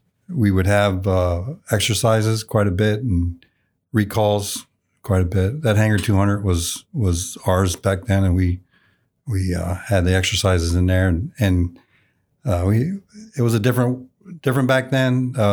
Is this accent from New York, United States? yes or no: no; Illinois, United States; moved away as an adult; And I just remember thinking, holy cow, I'm not in small town Illinois anymore.